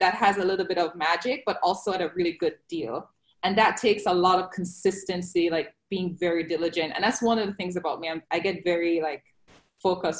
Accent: Jamaica; now in Fort Lauderdale, United States; I am originally from Jamaica

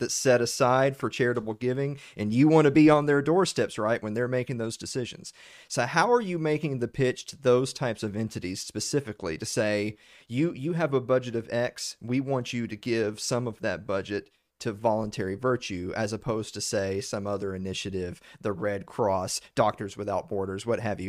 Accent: the South, United States; accent: Southern; me and Sherry are from the actual South, not Texas

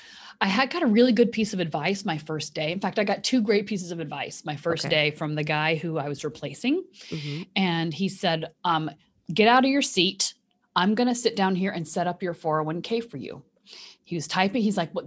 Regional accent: Kentucky, United States; born there; also born or lived in Indiana; And I was born in Kentucky, so it's almost Midwest. The western part of Kentucky is almost Midwestern.

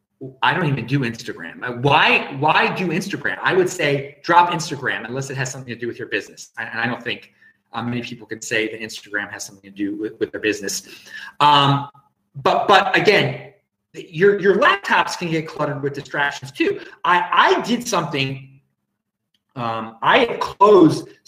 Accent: Baltimore, Maryland, United States; now in Australia; I'm from Baltimore originally, and so I still check the Baltimore web, and I will be back in Baltimore in less than 2 weeks for Thanksgiving with the family

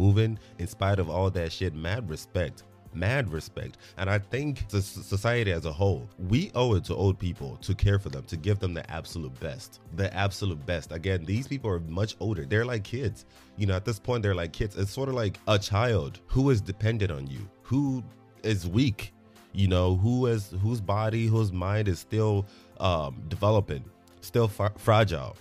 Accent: Nigeria; now in United States; even though I live here in America, I'm still Nigerian, and I just can't help but think that, yo, these are my people back home. I am truly blessed that I was born into a family that has connection to the West, hence why I live here in America

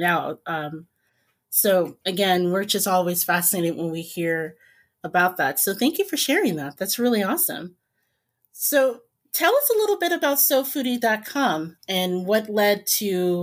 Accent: Midwest, United States; growing up in the Midwest.

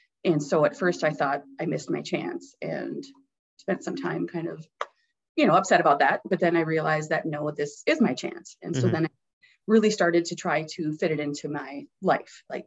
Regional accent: Deer River, Minnesota, United States; I'm from a small town, so the bookmobile would come

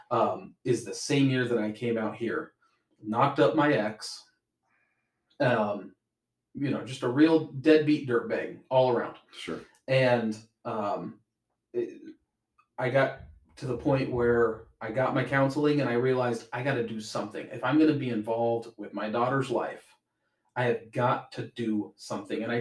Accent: Spokane, Washington, United States; Spokane, Washington.

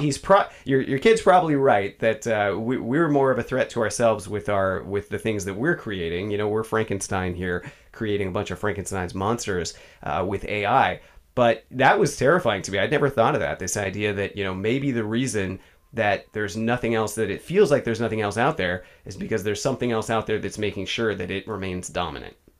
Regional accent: Bay Area, California, United States; also born or lived in East Bay / San Francisco; I grew up in the Bay Area

